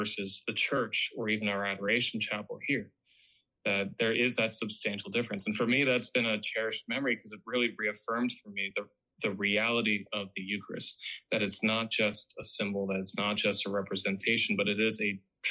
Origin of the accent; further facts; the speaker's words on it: Westminster, Maryland, United States; moved away as an adult; also born or lived in Millersville, Pennsylvania / Philadelphia, Pennsylvania / Chambersburg, Pennsylvania; now in McSherrystown, United States; I'm actually from Westminster, Maryland, so I'm actually now about half an hour from home as opposed to my previous summit where I was over an hour away. I grew up there, did high school there